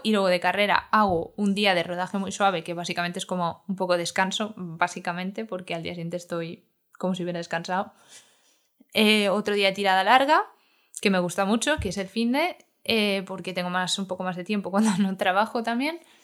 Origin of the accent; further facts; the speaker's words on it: Madrid, Community of Madrid, Spain; somos de Vallecas